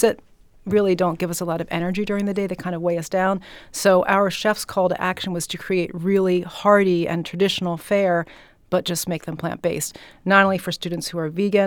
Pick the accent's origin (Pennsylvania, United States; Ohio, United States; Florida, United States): Pennsylvania, United States; Philadelphia; I am from Philly.